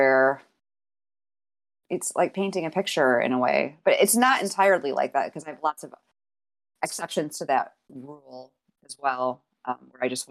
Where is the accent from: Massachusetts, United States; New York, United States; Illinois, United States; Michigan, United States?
New York, United States; Utica; moved away as an adult; now in Ithaca, United States; I was born in the Utica area and grew up there.